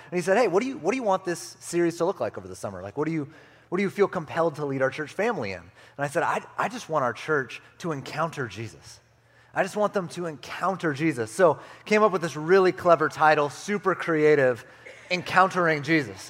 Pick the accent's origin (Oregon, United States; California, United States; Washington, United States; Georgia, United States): California, United States; moved away; also born or lived in Arizona; I grew up in California